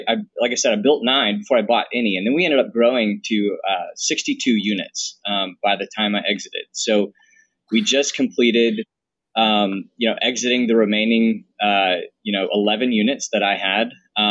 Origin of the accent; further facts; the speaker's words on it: the South, United States; also born or lived in Boston, Massachusetts; now in Birmingham, United States; we're both from the South